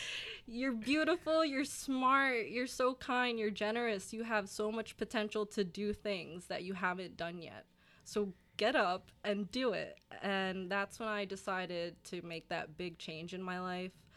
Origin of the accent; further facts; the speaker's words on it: Burlington, New Jersey, United States; I'm from Burlington, New Jersey. It's a town in South Jersey, go six oh nine